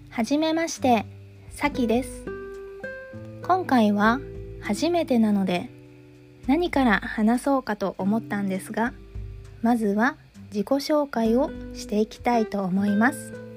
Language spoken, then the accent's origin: Japanese; Japan; 私は日本で生まれて日本から出たことがないので